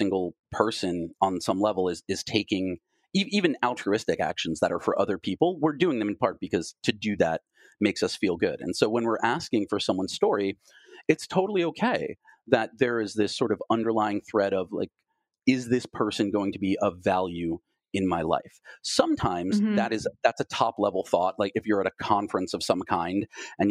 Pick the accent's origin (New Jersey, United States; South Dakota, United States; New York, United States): New York, United States; Long Island; now in Los Angeles, United States; I was born in New York and I grew up on Long Island, how did I get from there to being out here in Los Angeles